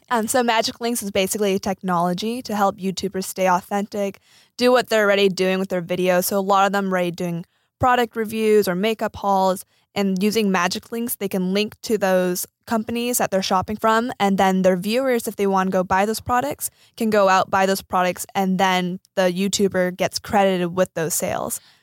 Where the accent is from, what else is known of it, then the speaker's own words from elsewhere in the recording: Silicon Valley, California, United States; I grew up in the Silicon Valley